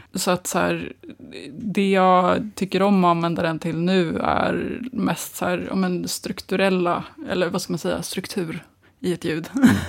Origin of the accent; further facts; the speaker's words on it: Nacka, Stockholm County, Sweden; also born or lived in Glasgow; jag är uppväxt eh, i Nacka utanför Stockholm